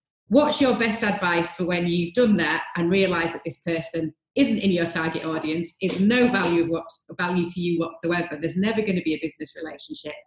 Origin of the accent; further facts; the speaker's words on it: United Kingdom; being very British